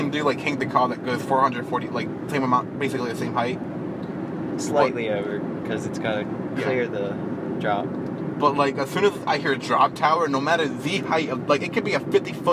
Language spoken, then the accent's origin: English; Los Angeles, California, United States; born there; moved away; I was born in Los Angeles, but now we, we moved to the East Coast back in 07.